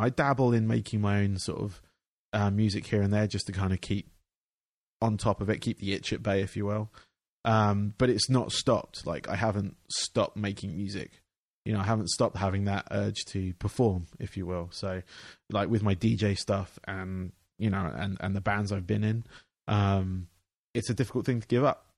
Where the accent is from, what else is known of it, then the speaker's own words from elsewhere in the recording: England, United Kingdom; I grew up in England where they have um, they had basically a factory